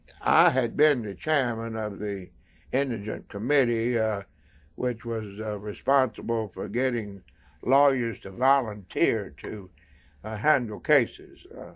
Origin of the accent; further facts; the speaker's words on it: Cherryville, North Carolina, United States; I grew up in Cherville, was raised on a farm. And during my high school years, I was very active in the Methodist Church.